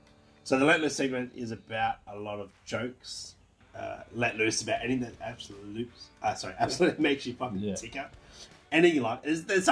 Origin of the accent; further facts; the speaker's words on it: Australia; Born and bred Aussie here.